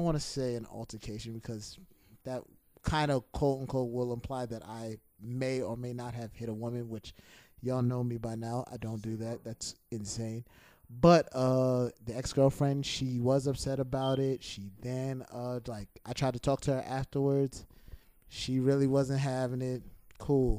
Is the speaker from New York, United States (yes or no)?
yes; New York City, New York, United States; I grew up in Flatbush.